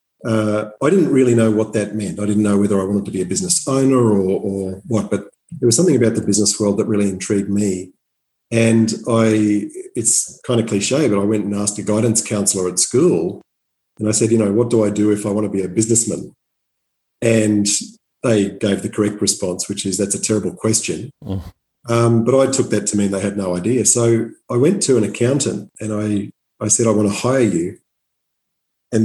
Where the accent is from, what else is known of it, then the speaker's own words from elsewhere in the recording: Townsville, Queensland, Australia; moved away as an adult; also born or lived in Atherton, Queensland / Brisbane; I grew up in North Queensland. So I'm from Atherton and grew up all over country Queensland before doing most of my schooling in Townsville.